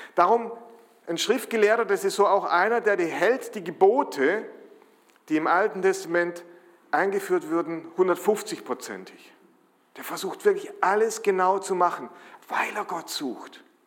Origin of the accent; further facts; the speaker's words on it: Germany; als Deutsche